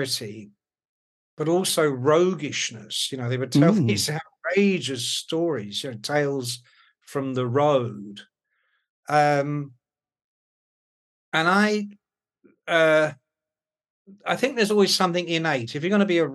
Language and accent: English; London, United Kingdom; I was born in Hammersmith, and then we lived in Chiswick until I was 9, and then we lived in Ealing. So I went to school in Chiswick and then Ealing.